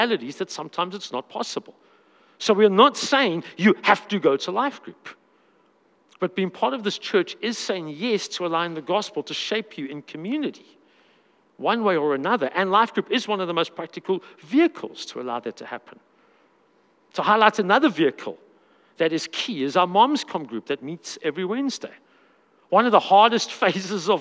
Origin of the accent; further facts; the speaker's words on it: South Africa; I'm a South African man